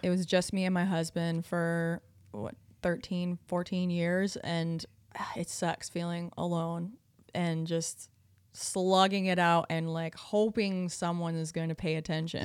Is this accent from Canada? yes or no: yes; Prince Edward Island, Canada; moved away; I'm from Prince Edward Island, which is a very small island